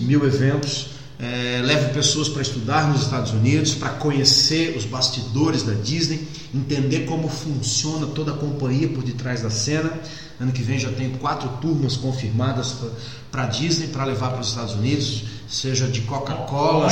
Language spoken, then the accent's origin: Portuguese; Florianópolis, Santa Catarina, Brazil; sou manezinho, sou de Florianópolis